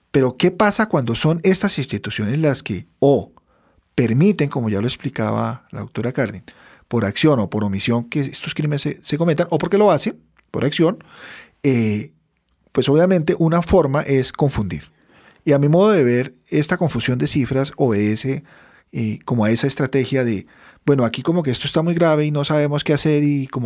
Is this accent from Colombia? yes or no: yes; Colombia; Yo como ciudadano colombiano, eh, en un Estado social de derecho